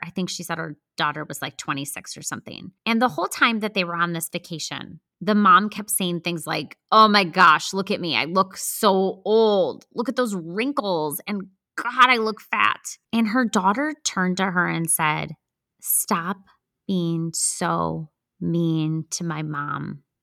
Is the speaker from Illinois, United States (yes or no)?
yes; Chicago suburbs, Illinois, United States; moved away as an adult; also born or lived in Wisconsin; now in Charlotte, United States; I'm from the Chicago suburbs